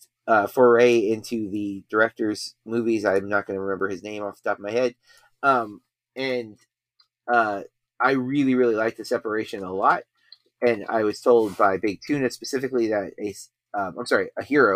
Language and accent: English; United States; we are American